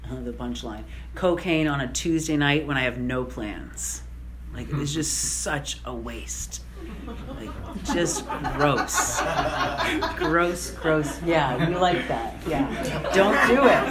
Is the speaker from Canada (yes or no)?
yes; Canada; now in United States; I'm Canadian, right? So I'm here with a green card